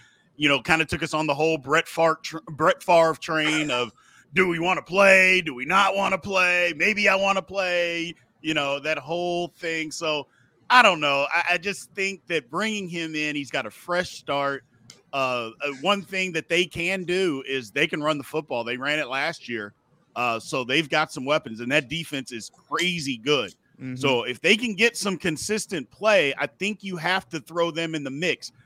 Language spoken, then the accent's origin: English; Louisville, Kentucky, United States; I'm from Louisville, Kentucky